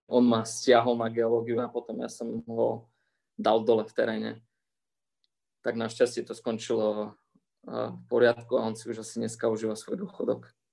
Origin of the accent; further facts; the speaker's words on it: Košice, Košice Region, Slovakia; moved away as an adult; also born or lived in Toulouse, France / Italy / Dubai / Saudi Arabia; now in Thuwal, Saudi Arabia; ja môžem sedieť aj doma v Košiciach a môžem robiť kvalitnú vedu